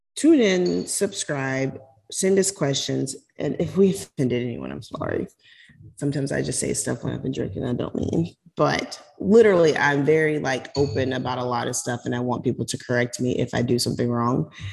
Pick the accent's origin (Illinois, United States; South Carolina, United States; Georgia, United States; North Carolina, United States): South Carolina, United States; now in Florida, United States; I'm from South Carolina. I live in Florida, but I'm not a Floridian. I'm from South Carolina.